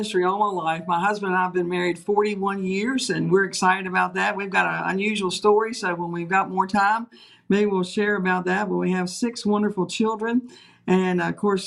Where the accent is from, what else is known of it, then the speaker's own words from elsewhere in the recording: Page County, Virginia, United States; I was originally from Page County, so I know a little bit about this particular area